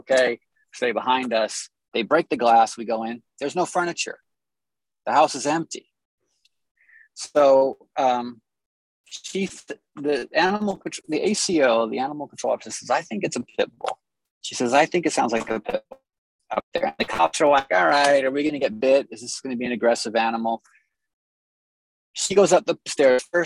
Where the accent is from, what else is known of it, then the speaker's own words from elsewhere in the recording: Los Angeles, California, United States; I was born and raised in Los Angeles